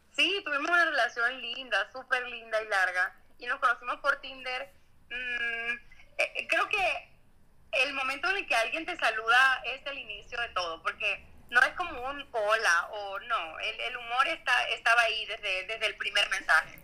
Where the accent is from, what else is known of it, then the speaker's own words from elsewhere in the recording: Venezuela; now in Mexico; yo soy venezolana